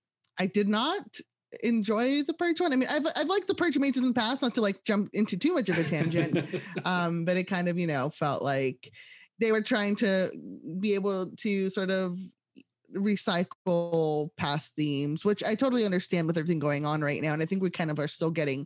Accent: West Coast, United States; And I'm a West Coast kid. So I grew up on the West Coast

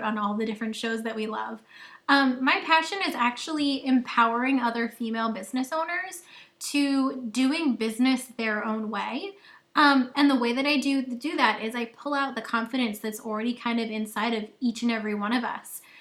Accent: Long Island, New York, United States; moved away as an adult; now in Nashville, United States; I grew up on Long Island

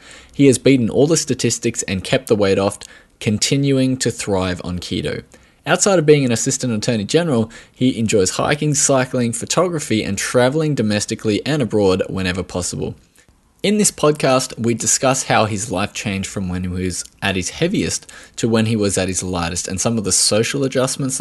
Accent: Australia; accent: Australian; I am from Australia, if you hadn't already guessed from the accent

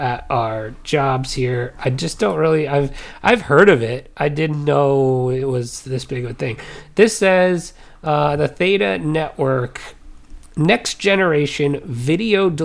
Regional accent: Illinois, United States; also born or lived in New Jersey; When I grew up, I moved from New Jersey to Illinois, so I showed up as the soda guy.

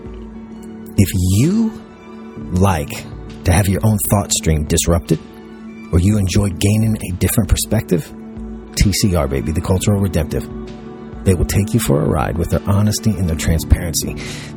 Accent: Tyro, Kansas, United States; I grew up in Tyro, Kansas

